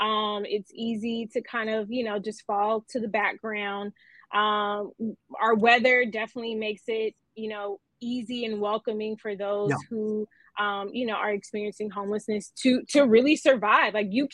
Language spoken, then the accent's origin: English; Los Angeles, California, United States; I am an LA native.